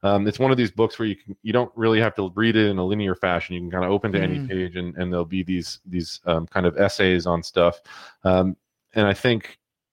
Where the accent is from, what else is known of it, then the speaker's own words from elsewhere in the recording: New York, United States; my hometown